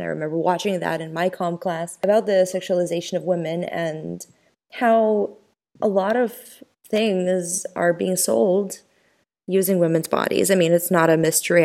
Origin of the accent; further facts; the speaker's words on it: Ukraine; moved away; my experience growing up in Ukraine